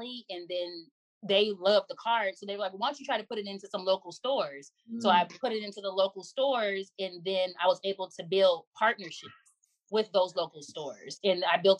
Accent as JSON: {"language": "English", "town": "Inglewood", "region": "California", "country": "United States", "tie": "born or raised there", "also_born_or_lived": "Florida", "said": "Born and raised in Los Angeles, specifically Inglewood, California."}